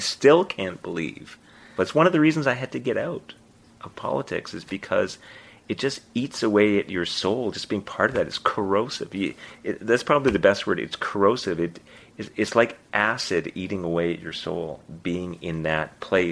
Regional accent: Winnipeg, Manitoba, Canada; moved away as an adult; now in Halifax, Canada; I was born and raised in Winnipeg.

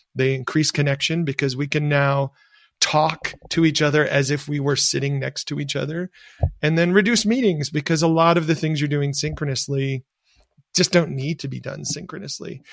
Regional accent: rural Michigan, United States; where I grew up in, in rural Michigan

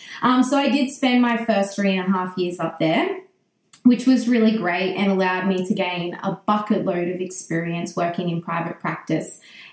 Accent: Brisbane, Queensland, Australia; also born or lived in Cairns; So I grew up in Brisbane

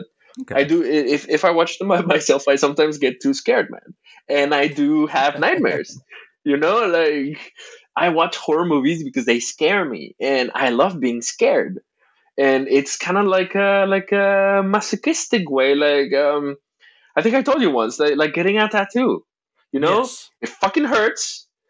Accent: Mexico; As a Mexican

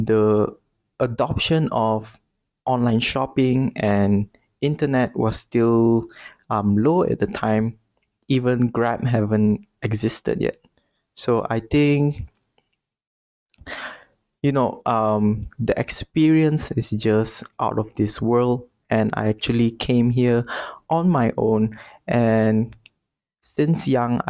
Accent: Bintulu, Sarawak, Malaysia; moved away as an adult; now in Selangor, Malaysia; I'm actually from a small town called Bintulu, which is located in East Malaysia in Sarawak.

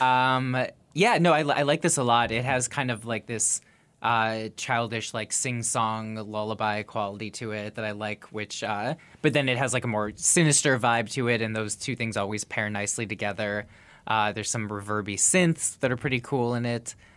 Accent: Minneapolis, Minnesota, United States; my hometown of Minneapolis.

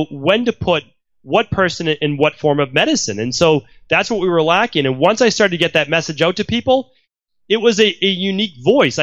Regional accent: Medford, Massachusetts, United States; I grew up in Medford, Massachusetts

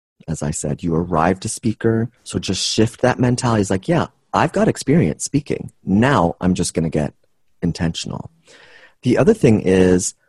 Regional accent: Canada; I'm Canadian

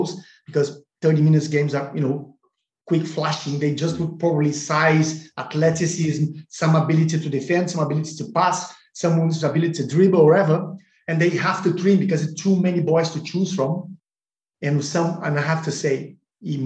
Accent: Porto Alegre, Rio Grande do Sul, Brazil; moved away; my hometown club, Sport Club Internacional Porto Alegre

